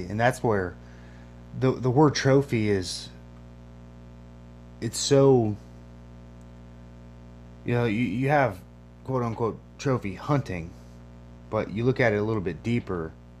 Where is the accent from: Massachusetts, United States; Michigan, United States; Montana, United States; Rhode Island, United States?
Michigan, United States; moved away; born and raised in Michigan